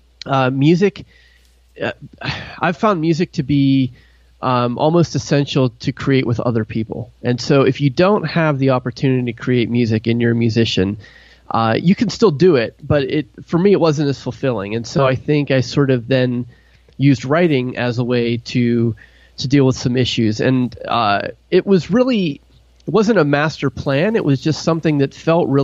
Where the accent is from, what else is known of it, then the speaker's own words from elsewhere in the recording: Pittsburgh, Pennsylvania, United States; also born or lived in New York area / New Jersey / Tennessee; now in Ohio, United States; I grew up in Pittsburgh, Pennsylvania